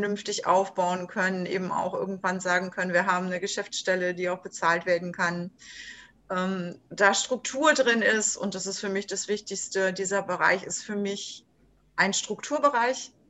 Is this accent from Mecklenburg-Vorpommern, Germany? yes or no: no; Berlin, Germany; born there; now in Stralsund, Germany; ich bin gebürtige Berlinerin, lebe jetzt in Stralsund an der wunderschönen Ostsee, bin 58 Jahre alt